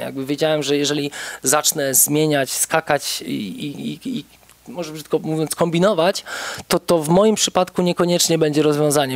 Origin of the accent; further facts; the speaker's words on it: Płock, Masovian Voivodeship, Poland; moved away as an adult; now in Warsaw, Poland; pochodzę z Płocka